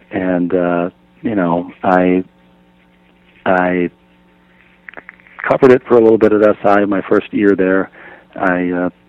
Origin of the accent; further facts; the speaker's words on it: Minnesota, United States; I grew up in Minnesota as a Twins fan.